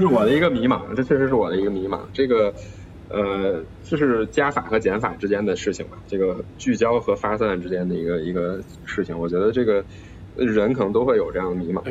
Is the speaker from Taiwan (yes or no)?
no; China; 我是一个中国人